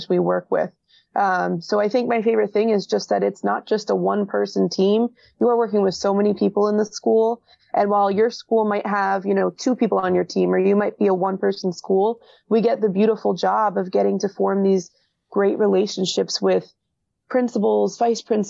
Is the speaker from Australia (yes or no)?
no; Hillsborough, New Jersey, United States; I grew up in Hillsborough